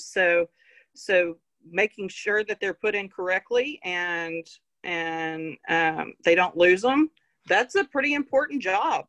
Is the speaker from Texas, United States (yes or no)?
yes; Fort Worth, Texas, United States; I grew up on a ranch just north of Fort Worth.